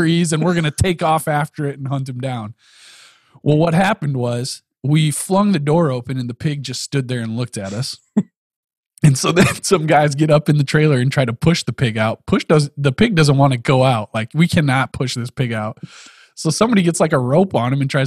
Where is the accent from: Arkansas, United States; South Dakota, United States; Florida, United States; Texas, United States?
South Dakota, United States; we grew up in South Dakota.